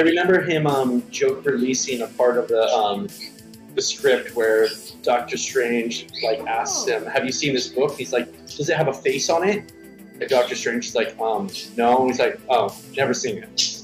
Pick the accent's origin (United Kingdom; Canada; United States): United States; I am an American